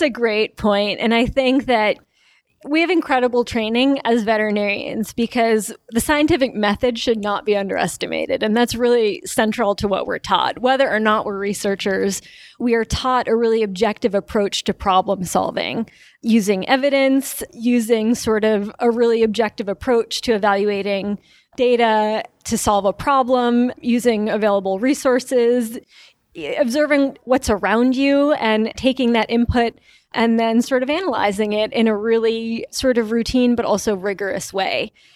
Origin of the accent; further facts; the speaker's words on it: New York, United States; moved away as an adult; also born or lived in Wisconsin; I grew up in New York